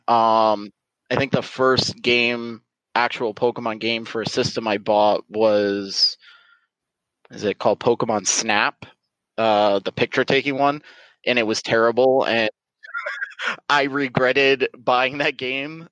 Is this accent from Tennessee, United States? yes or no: no; South Florida, United States; I born and raised in South Florida